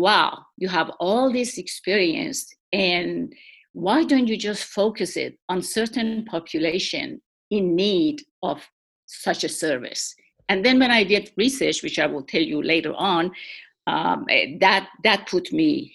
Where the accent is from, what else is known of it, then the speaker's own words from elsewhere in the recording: Iran; moved away as an adult; also born or lived in Shiraz, Iran; now in Washington, D.C., United States; I was born in Iran, and my early education, which was nursing, and I got a degree, bachelor's degree in nursing, that was in Iran, in Pahlavi University, in the city of Shiraz